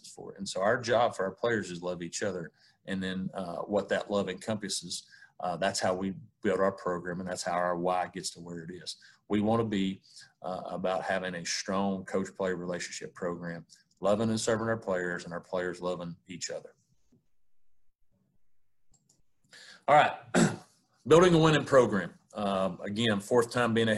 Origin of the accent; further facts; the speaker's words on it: East Tennessee, United States; I grew up in East Tennessee on a farm with my grandparents